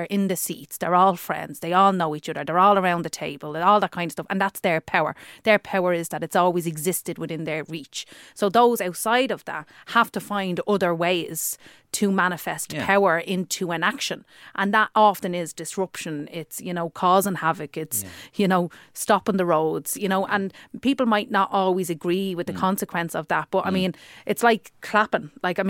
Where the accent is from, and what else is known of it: Dublin, Leinster, Ireland; accent: working class